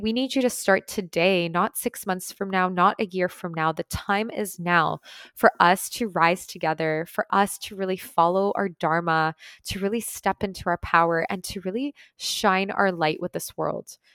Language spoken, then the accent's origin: English; Ukraine; moved away; I'm actually from Ukraine originally, so my family is there right now